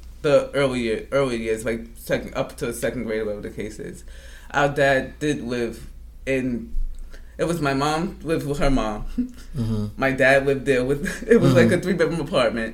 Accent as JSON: {"language": "English", "town": "New York City", "region": "New York", "country": "United States", "tie": "born or raised there", "said": "growing up in Drew Hamilton, going outside, I was about the third grade to the eighth grade that we lived in Drew Hamilton."}